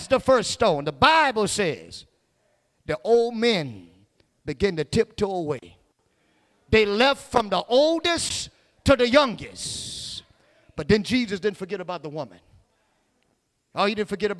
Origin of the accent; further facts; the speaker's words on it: Ville Platte, Louisiana, United States; I was growing up in Villeplatte